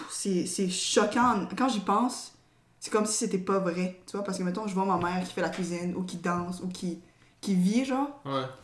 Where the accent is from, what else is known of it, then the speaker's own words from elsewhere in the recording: DR Congo; also born or lived in Tanzania; moi je suis originaire du Congo. En fait, je me considère pas vraiment tanzanienne, pour de vrai, parce que dans le camp de réfugiés, il y avait toutes sortes de nationalités.